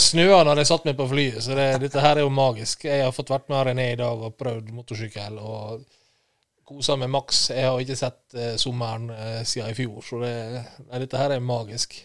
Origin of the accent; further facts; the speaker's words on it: Sunnmøre, Møre og Romsdal, Norway; Jeg er fra Sunnmøre